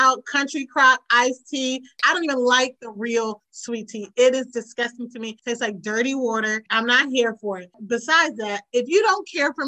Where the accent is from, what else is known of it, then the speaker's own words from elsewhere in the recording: United States; I grew up in Maryland, Virginia